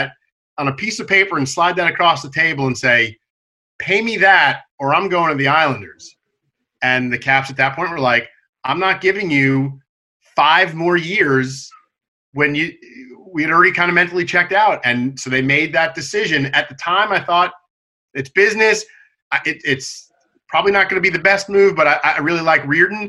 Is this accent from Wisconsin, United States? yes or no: no; New York, United States; moved away; when I was growing up in New York